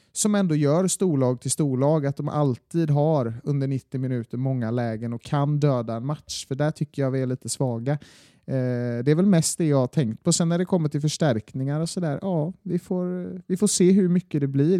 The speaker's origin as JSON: {"language": "Swedish", "town": "Gothenburg", "region": "Västra Götaland", "country": "Sweden", "said": "jag är från Masthugget"}